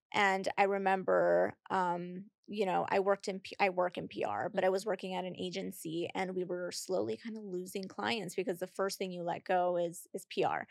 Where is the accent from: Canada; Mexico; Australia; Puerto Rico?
Puerto Rico; moved away; also born or lived in Boston / Miami; I'm from Puerto Rico.